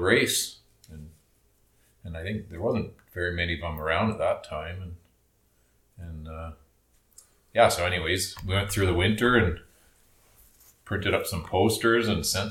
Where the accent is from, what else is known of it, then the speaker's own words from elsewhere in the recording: Cranbrook, British Columbia, Canada; Born and raised in Cranbrook.